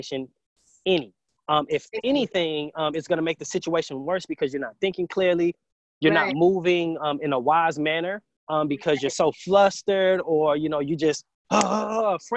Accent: Huntsville, Alabama, United States; also born or lived in Triana, Alabama; I was definitely raised here in Huntsville, went to elementary school all the way through college

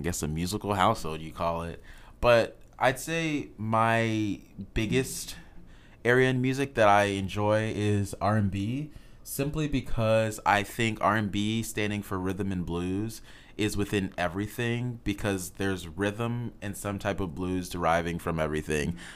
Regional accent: Houston, Texas, United States; moved away; I'm from Houston, Texas. So all my H-Town homies

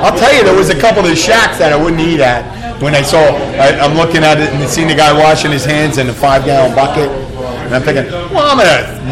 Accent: Florida Keys, United States; I'm from the Keys.

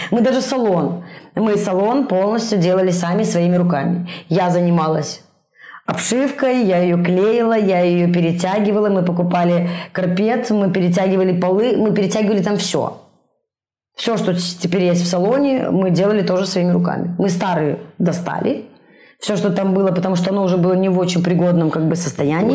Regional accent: Minsk, Belarus; moved away as an adult; now in Brest, Belarus; я из Минска

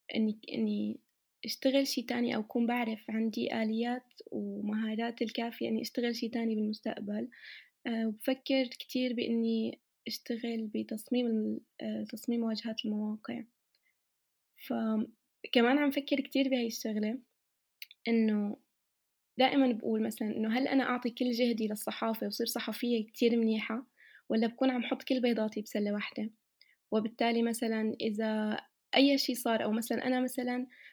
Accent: Syria; now in Germany; من سوريا

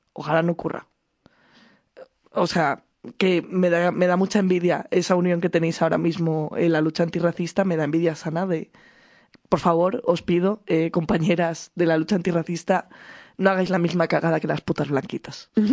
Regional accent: Madrid, Community of Madrid, Spain; Yo soy de Aluche. Mi crecimiento fue en Aluche.

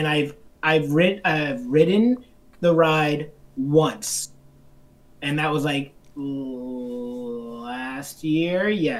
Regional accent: the South, United States; I grew up in the South

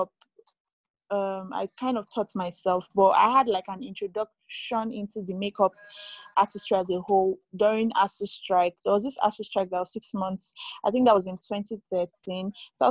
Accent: Kogi, Nigeria; I come from Kogi State in Nigeria.

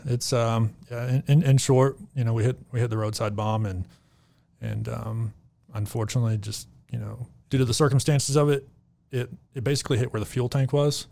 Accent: Arkansas, United States; moved away as an adult; also born or lived in Texas; now in Reno, United States; born and raised in Arkansas

